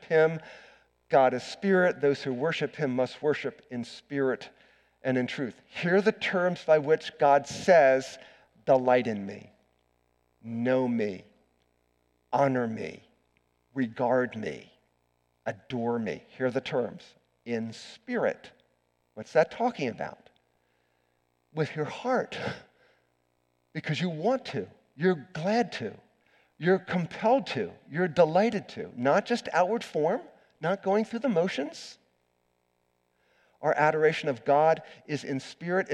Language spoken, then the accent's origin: English; McLean, Virginia, United States; I grew up around the Beltway in McLean, Virginia